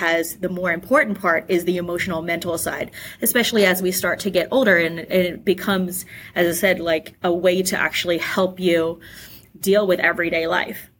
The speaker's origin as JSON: {"language": "English", "country": "Australia", "tie": "born or raised there", "said": "I actually grew up in Australia"}